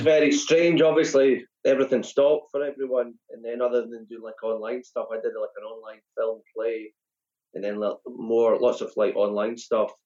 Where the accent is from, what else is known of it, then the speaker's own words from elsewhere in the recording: Perth, Scotland, United Kingdom; growing up in Perth